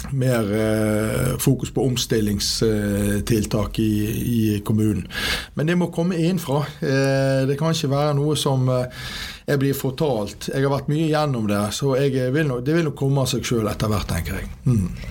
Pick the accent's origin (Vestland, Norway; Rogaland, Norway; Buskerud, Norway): Vestland, Norway; Bergen; Født og oppvokst på Landås